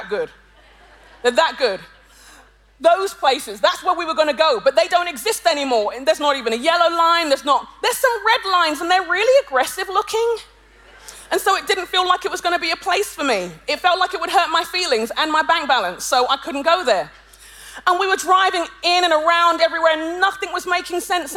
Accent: London, United Kingdom; I'm a Londoner by birth and conviction

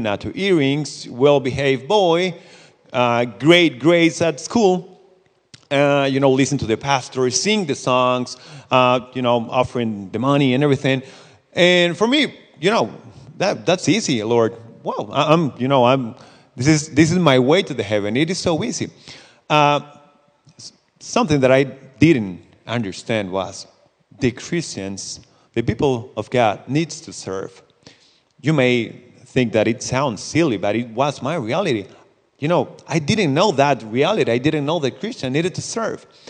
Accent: Costa Rica; English is a second language; I'm from Costa Rica

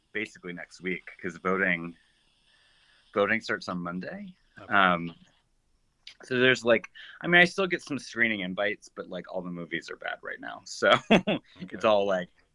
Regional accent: Montross, Virginia, United States; moved away as an adult; also born or lived in Chicago; now in New York, United States; So I'm from Virginia, this tiny town called Montrose. It's like 2 hours southeast of DC. And yeah, I grew up there.

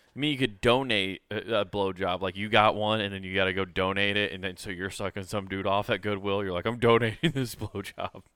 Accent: Detroit, Michigan, United States; I'm from Detroit

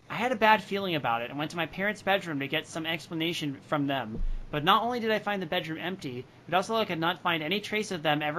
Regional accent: Tochigi, Japan; now in Tokyo, Japan; I decided to go back to my hometown of Tochigi.

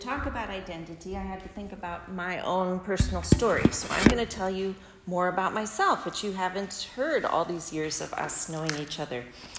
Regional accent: United States; also born or lived in Botswana / Uganda / Chad; Growing up in America, I refused to sing … or to salute the flag. Now, Mennonites aren't big on patriotic gestures anyway, but I knew I was from somewhere else

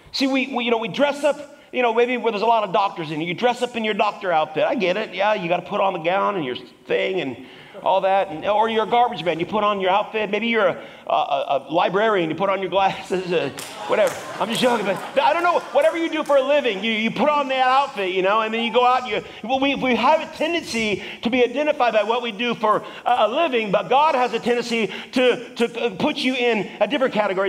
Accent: Washington, United States; moved away; I'm from Washington

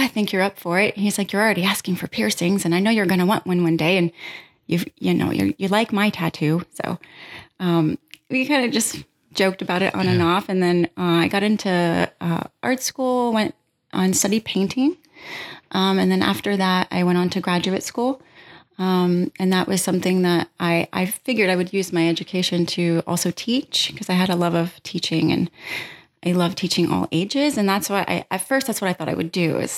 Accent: Pennsylvania, United States; I grew up in Pennsylvania in a rural town, small town atmosphere. So, you know, here comes Baltimore.

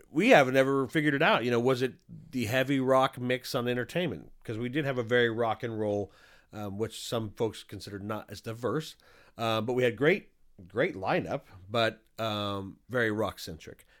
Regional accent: Stockton, California, United States; also born or lived in Manteca, California; I was born and raised in Stockton. I did move to Manteca for the last three years of high school.

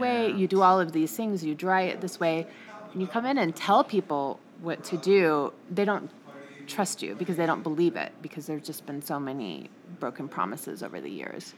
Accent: Salem, Oregon, United States; also born or lived in Portland, Oregon / Bend, Oregon; I'm from the Northwest, actually. So I'm okay. from Salem, Oregon

